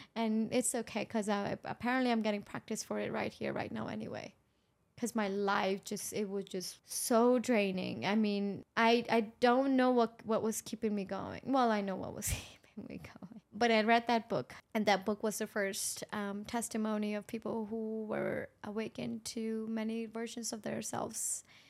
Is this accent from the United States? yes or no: no; Pakistan; moved away; I grew up in Pakistan